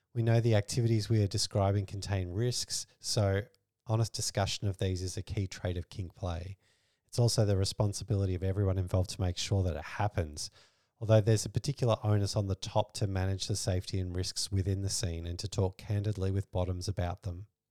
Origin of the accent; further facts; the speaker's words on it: Australia; We're Australian